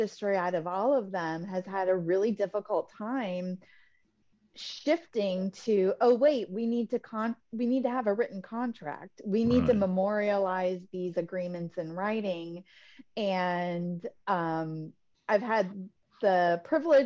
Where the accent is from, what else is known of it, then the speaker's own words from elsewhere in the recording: Tampa, Florida, United States; also born or lived in East Lansing, Michigan; now in Naples, United States; I'm originally from East Lansing, Michigan, the home of the Michigan State University Spartans. Right. And my grandfather was, he grew up on a farm in Michigan. And I grew up in Tampa, Florida. My family moved when I was in grade school